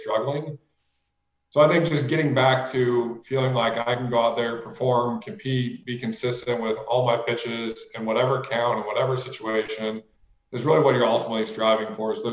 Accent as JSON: {"language": "English", "town": "St. Louis", "region": "Missouri", "country": "United States", "also_born_or_lived": "Miami", "moved": "as an adult", "said": "I'm from St. Louis. I mean, I'm just a Midwest kid"}